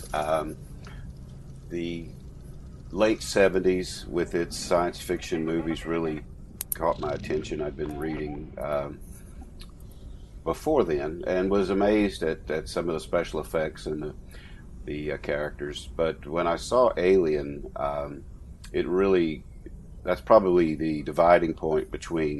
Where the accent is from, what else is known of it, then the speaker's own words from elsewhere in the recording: Louisiana, United States; born and raised in Louisiana